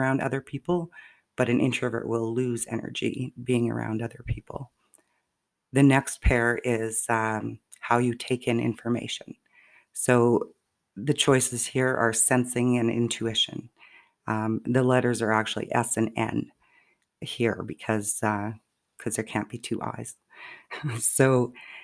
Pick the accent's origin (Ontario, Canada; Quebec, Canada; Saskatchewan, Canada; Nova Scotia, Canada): Saskatchewan, Canada; moved away; I will be back home in Saskatchewan, visiting my mom